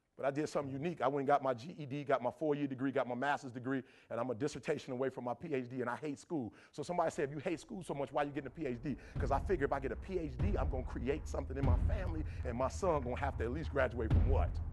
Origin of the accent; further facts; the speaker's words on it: Detroit, Michigan, United States; I'm from Detroit, 8 Mile